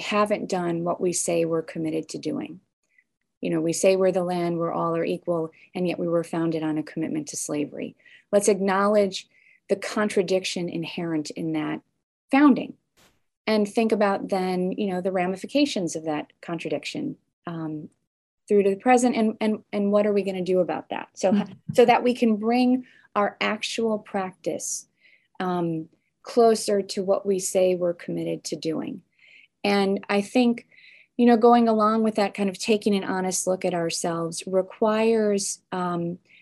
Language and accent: English; suburb of Chicago, Illinois, United States; also born or lived in Evanston, Illinois; I moved from Evanston to a different suburb of Chicago when I was young